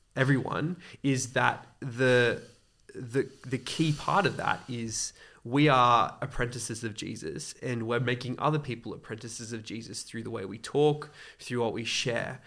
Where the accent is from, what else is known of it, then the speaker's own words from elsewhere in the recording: Australia; also born or lived in Côte d'Ivoire; I've pretty much grown up mainly in Australia